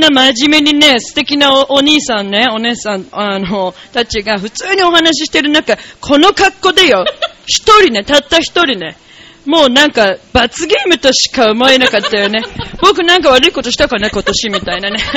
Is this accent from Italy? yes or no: yes; Italy; Japanese is a second language; 僕、イタリア人だけど知ってるよ。